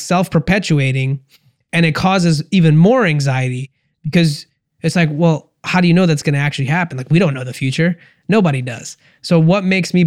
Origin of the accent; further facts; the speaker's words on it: India; I'm Indian